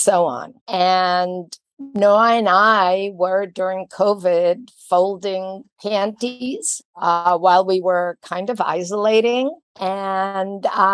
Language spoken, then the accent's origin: English; Israel; moved away; I was born and raised in Israel